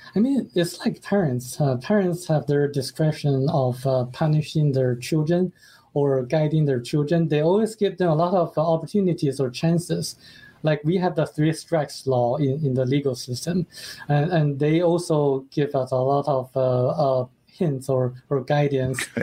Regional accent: China; moved away; that country is my home country

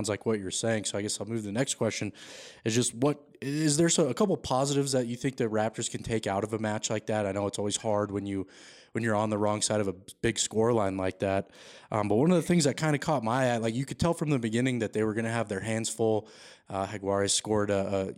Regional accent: Denver area, Colorado, United States; I've lived here my whole life

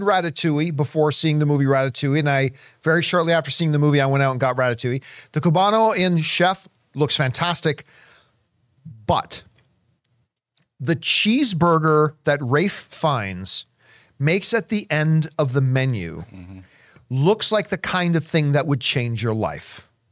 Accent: Canada; as a Canadian

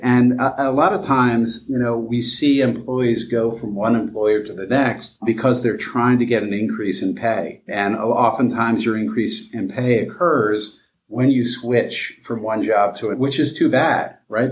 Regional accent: Vineland, New Jersey, United States; I grew up in southern New Jersey, a town called Vineland, New Jersey

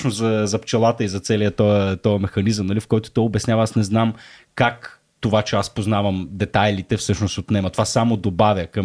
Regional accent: Shumen, Shumen Province, Bulgaria; От Шумен. Аз съм от Шумен.

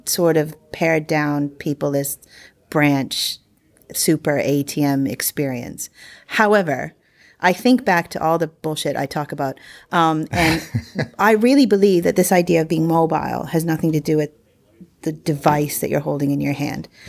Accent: United States; moved away; I'm the American here.

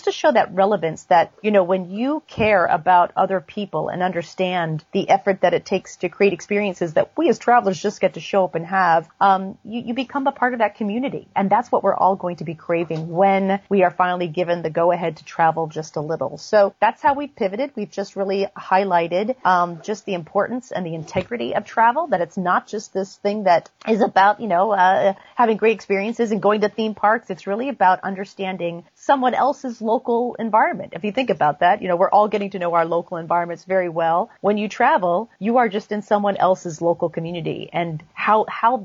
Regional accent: New Hampshire, United States; now in New York, United States; I grew up in New Hampshire, right along the coast

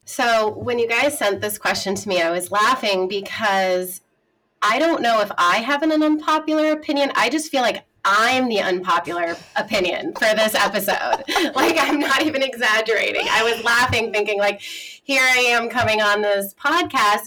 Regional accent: a small town in Massachusetts, United States; I'm from a small town in Massachusetts, about an hour west of Boston.

